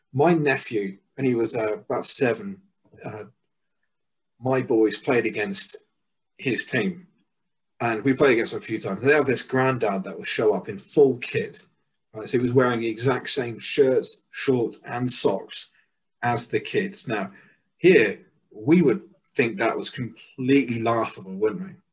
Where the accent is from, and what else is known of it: England, United Kingdom; moved away as an adult; also born or lived in Mexico